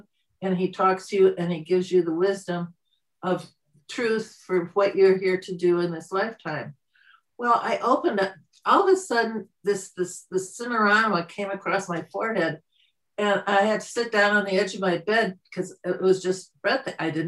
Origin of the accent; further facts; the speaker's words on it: Midwest, United States; moved away as an adult; also born or lived in Michigan; now in Canada; I was born in the Midwest, Christian, very strict mother, prayed on her knees, dad, agnostic, all for science and so forth.